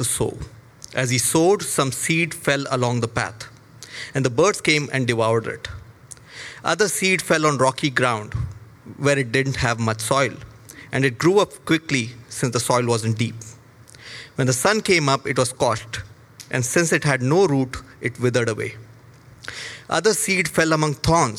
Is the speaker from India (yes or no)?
yes; India; moved away as an adult; now in Toronto, Canada; I come from India. And I came to Canada in July 2019